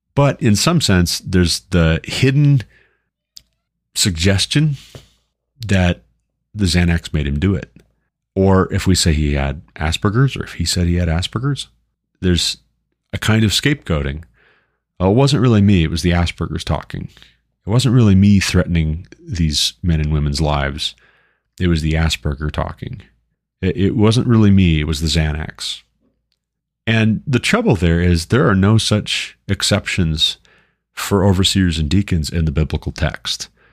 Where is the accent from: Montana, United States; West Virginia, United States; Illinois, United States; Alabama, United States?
Montana, United States; Glendive; moved away; also born or lived in Sidney, Montana; as someone from Eastern Montana, born and raised in Glendive, Montana